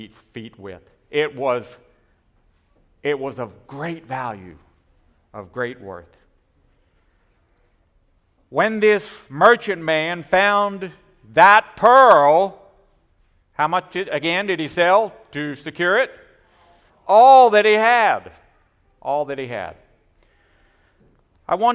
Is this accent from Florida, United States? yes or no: yes; Pensacola, Florida, United States; I grew up in Pensacola, Florida, just several miles from the coast.